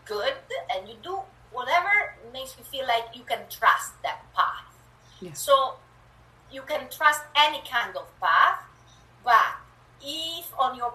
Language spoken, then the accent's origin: English; Italy; English is a second language; moved away as an adult; now in Canada; I was born in Italy and moved to Canada a few years, years ago, so um, yeah, you will hear a bit of an accent. And my English is creative.